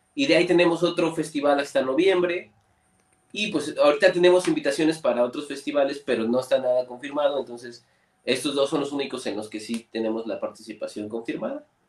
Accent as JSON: {"language": "Spanish", "town": "Orizaba", "region": "Veracruz", "country": "Mexico", "said": "nosotros somos de Orizaba"}